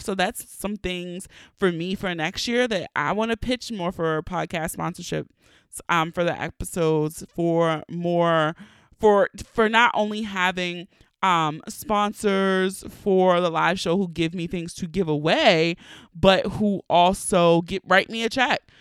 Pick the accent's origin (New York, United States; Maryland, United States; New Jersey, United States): Maryland, United States; Baltimore; accent: Baltimore; my true Baltimore accent